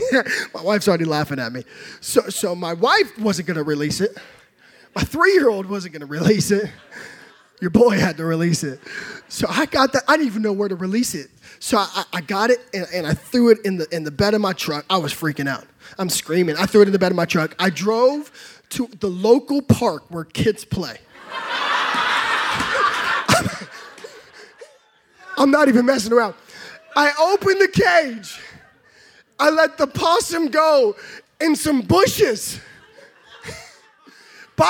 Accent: California, United States; now in Texas, United States; I grew up in California

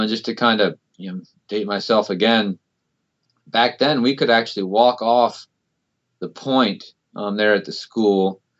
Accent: Baltimore, Maryland, United States; also born or lived in California; Yeah, I grew up in Baltimore, northeast of Baltimore.

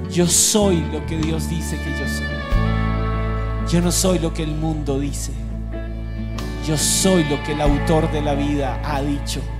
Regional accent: Colombia

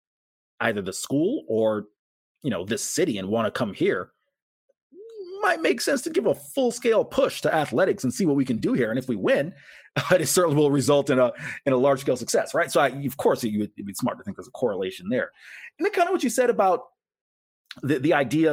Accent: Tampa, Florida, United States; growing up in Tampa

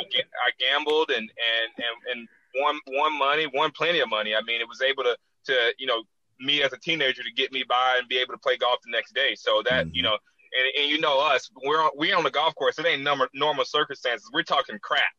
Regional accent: Tallahassee, Florida, United States; my hometown, Tallahassee

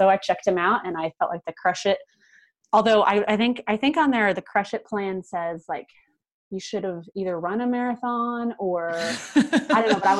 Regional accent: Kansas City, Missouri, United States; also born or lived in Madrid, Spain; And I love Kansas City, but I was like, I don't want to do it in my hometown.

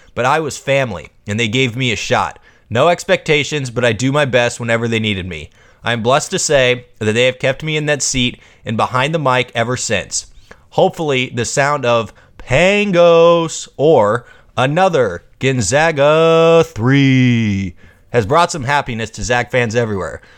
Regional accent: Harrington, Washington, United States; moved away as an adult; now in Spokane, United States; I grew up in Harrington, Washington, a small B school tucked in the wheat fields of Lincoln County

